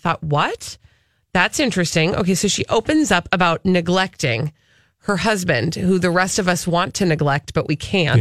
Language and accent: English; Minnesota, United States; I'm from Minnesota